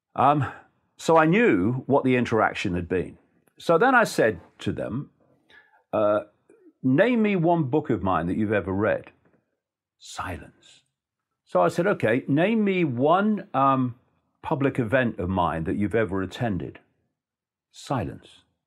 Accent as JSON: {"language": "English", "town": "Leicester", "region": "East Midlands", "country": "United Kingdom", "tie": "born or raised there", "said": "in Leicester, my hometown"}